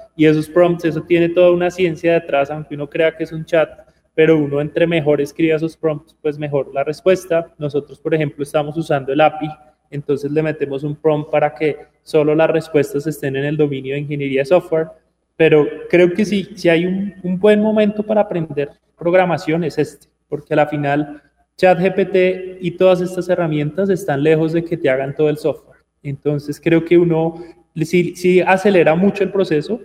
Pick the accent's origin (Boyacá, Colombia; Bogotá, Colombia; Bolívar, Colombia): Bogotá, Colombia; also born or lived in Armenia, Quindío, Colombia / India / Poland / Amsterdam, Netherlands; nací en Armenia, pero crecí en, Bogotá.